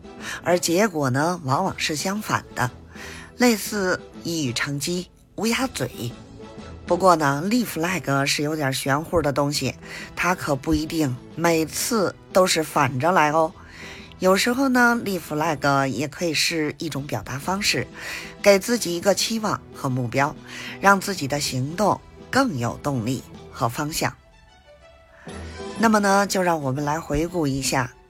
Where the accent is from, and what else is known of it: Beijing, China